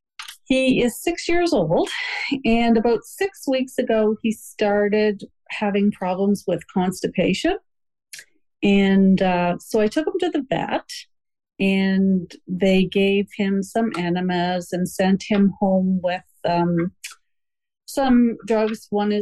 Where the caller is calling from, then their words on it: Halifax, Nova Scotia, Canada; I'm calling from Halifax, Nova Scotia, Canada.